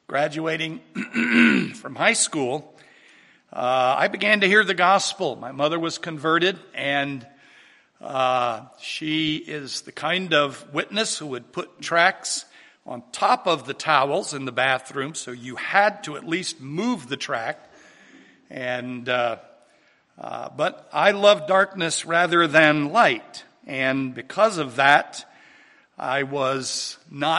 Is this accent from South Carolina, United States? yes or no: yes; Charleston, South Carolina, United States; In 1955, I was born down in Charleston, South Carolina, and for the first 20 years of my life, I was raised in a very strict Roman Catholic upbringing.